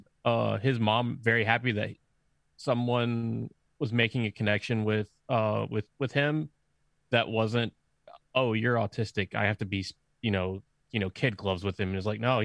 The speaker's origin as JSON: {"language": "English", "region": "Georgia", "country": "United States", "tie": "born or raised there", "said": "growing up in Georgia in the South"}